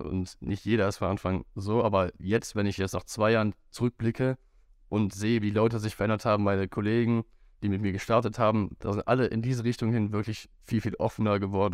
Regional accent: Wuppertal, North Rhine-Westphalia, Germany; ich bin auch aufgewachsen in Wuppertal

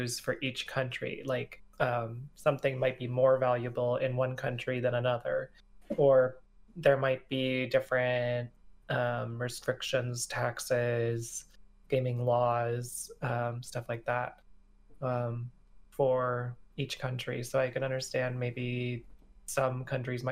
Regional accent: Canada; now in United States; As a Canadian who lives in America and has mostly American friends

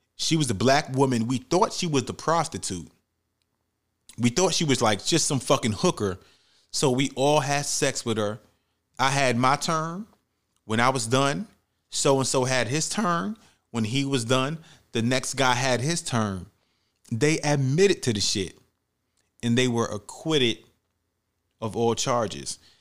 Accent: New York City, New York, United States; where I grew up at in the Bronx, New York

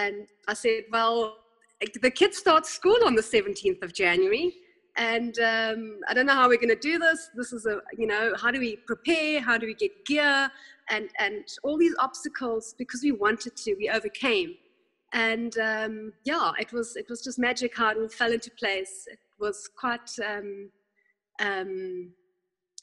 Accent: South Africa; also born or lived in Germany; I was born in Germany. I came here to South Africa when I was 8

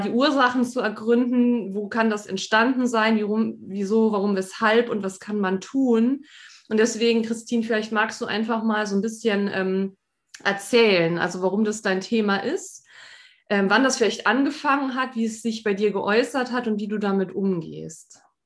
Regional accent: Saarland, Germany; weil wir auch schon allein schon aus dem Saarland kommen, ne? wir sind ja Saarländerin

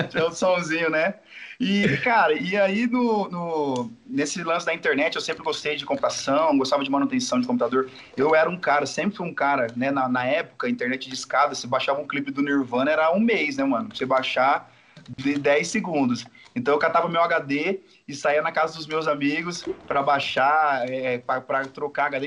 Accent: Bataiporã, Mato Grosso do Sul, Brazil; moved away; also born or lived in Maringá; eu vim de lá, da minha cidade natal, Bataiporã, 10 mil habitantes

